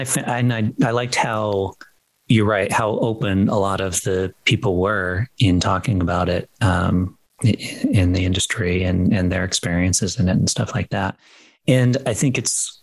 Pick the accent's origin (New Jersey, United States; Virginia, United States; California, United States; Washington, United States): Washington, United States; Seattle; moved away; I'm from Seattle originally